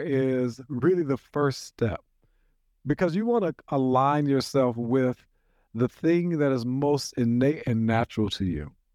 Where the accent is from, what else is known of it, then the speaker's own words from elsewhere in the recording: Nashville, Tennessee, United States; from Nashville, Tennessee, born and reared right here in Nashville